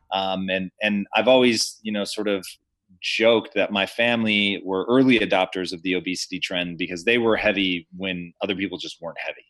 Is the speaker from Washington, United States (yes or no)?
yes; Tacoma, Washington, United States; I grew up in Tacoma, Washington